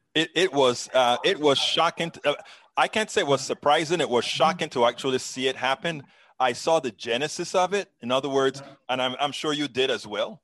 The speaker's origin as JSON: {"language": "English", "country": "Panama", "moved": "yes", "lives_now": "United States", "said": "both of us are immigrants. I'm from Panama"}